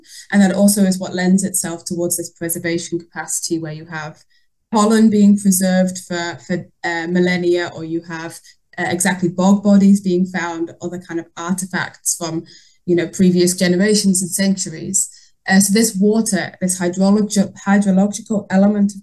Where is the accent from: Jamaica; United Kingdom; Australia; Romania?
United Kingdom; Yorkshire and the Humber; also born or lived in Netherlands / New Zealand; now in Denmark; I grew up in North Yorkshire, so by the Yorkshire Moors